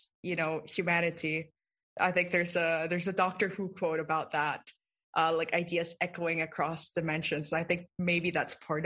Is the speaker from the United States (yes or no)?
no; Philippines; I grew up in the Philippines and I grew up around a lot of folk tales and folk sayings